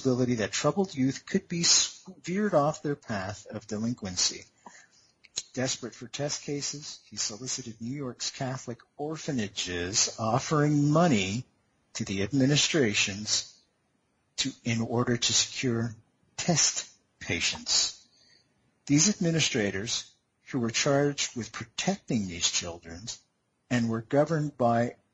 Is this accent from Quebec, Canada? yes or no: yes; Montreal, Quebec, Canada; moved away; McGill University in my hometown of Montreal